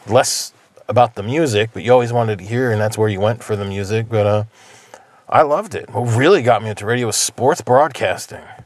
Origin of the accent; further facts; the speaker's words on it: New Jersey, United States; also born or lived in Death Valley; now in Pioneer Valley, Massachusetts, United States; I am originally from New Jersey